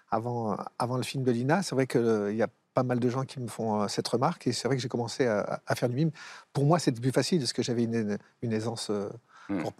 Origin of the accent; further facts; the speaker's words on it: Algeria; now in Thiers, France; Quand on est algérien, on est algérien. Il n'y a, pas besoin d'aller en Algérie.